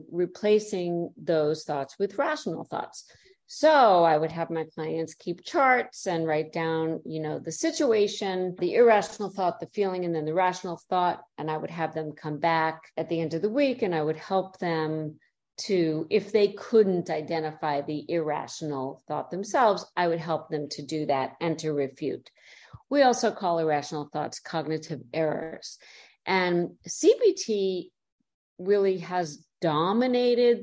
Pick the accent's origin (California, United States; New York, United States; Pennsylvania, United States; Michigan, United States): New York, United States; moved away as an adult; also born or lived in Chicago / Detroit / Cleveland, Ohio; now in Florida, United States; I'm from New York